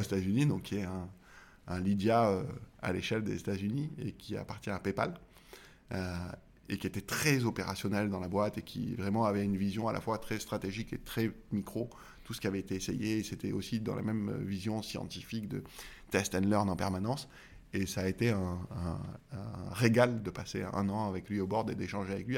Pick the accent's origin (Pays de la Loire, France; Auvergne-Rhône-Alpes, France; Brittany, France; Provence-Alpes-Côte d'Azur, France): Provence-Alpes-Côte d'Azur, France; Marseille; je suis Marseillais